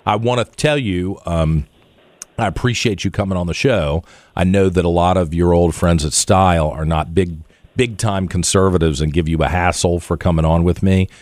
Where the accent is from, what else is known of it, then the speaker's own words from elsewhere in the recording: Richmond, Virginia, United States; my town anymore, my hometown